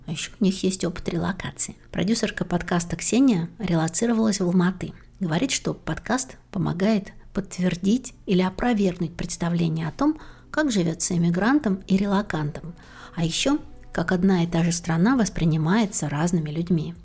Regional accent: Klin, Moscow Oblast, Russia; moved away as an adult; also born or lived in Tver; now in Moscow, Russia; Я переехала в Москву из подмосковного города Клин, где родилась, училась в школе

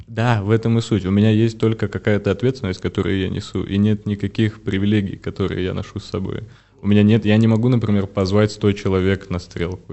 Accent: Belarus; я, вот по сути своей, это белорус вырос в белорусской семье, там с мамой, с бабушкой, дедушкой. Я прям белорус-белорус.

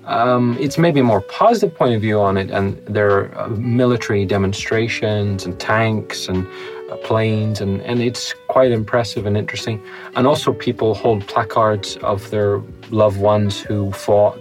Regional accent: Northern Ireland, United Kingdom; I call myself Northern Irish.

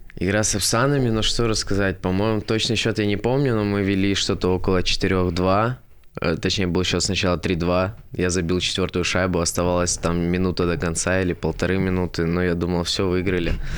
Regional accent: Sochi, Krasnodar Krai, Russia; moved away; я сам из Сочи

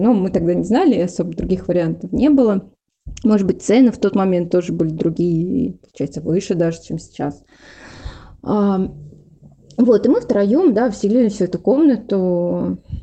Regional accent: Livny, Oryol Oblast, Russia; moved away as an adult; now in Moscow, Russia; я не родилась в Орле, я ж родилась в Ливнах

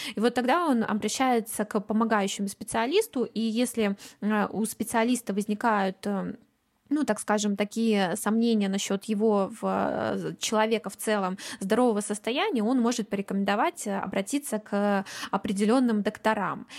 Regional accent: Kaliningrad, Kaliningrad Oblast, Russia; вот я из Калининграда

